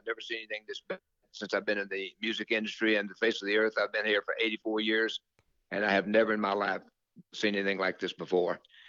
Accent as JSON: {"language": "English", "region": "Louisiana", "country": "United States", "tie": "born or raised there", "said": "But we grew up together in Louisiana together, me and Jimmy and Jerry."}